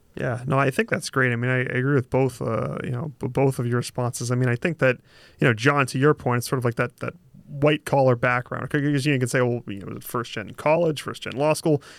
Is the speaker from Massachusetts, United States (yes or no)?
yes; Boston, Massachusetts, United States; accent: Boston; if the accent doesn't just completely give it away, I'm from Boston. Uh, my family's from Boston, you know, grew up in the, uh, sort of real estate construction industry.